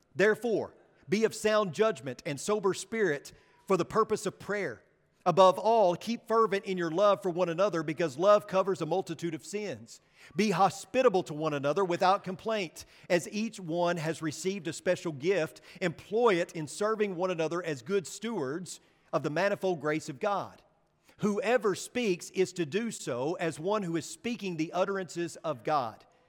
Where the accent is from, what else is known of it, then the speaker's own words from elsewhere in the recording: United States; as American Christians